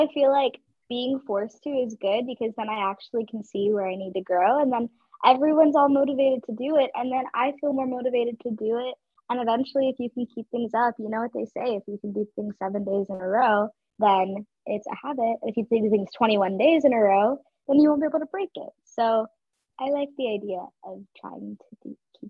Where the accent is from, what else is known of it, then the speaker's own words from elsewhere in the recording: Georgia, United States; accent: southern; I have more of a southern accent than I do an Indian accent